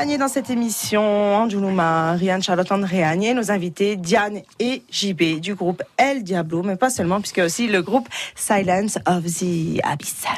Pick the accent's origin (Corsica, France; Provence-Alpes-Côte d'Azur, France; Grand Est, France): Corsica, France; chez nous en Corse